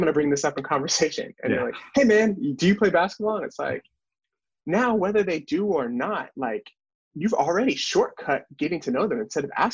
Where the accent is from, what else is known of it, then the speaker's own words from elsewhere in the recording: North Carolina, United States; we have growing up in North Carolina